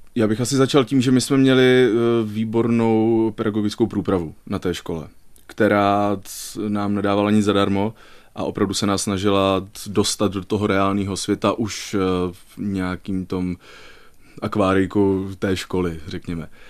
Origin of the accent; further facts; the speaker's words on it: Brno, South Moravian Region, Czechia; now in Liberec, Czechia; rodilým Pražákem opravdu nejsem, eh, jsem rodilým Brňákem.